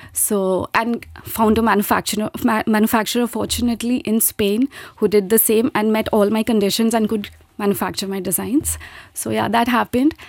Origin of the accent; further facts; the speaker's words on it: India; moved away as an adult; now in Luxembourg; was pursuing chartered accountancy back in my home country, India. And then I got married. I migrated here in Luxembourg